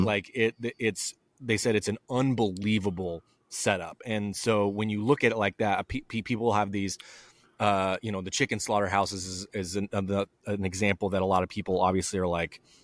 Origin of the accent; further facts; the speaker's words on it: southern Idaho, United States; my hometown in southern Idaho.